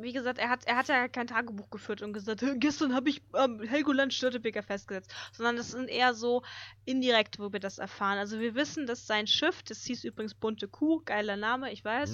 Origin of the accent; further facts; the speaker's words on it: Hamburg, Germany; bei uns in Hamburg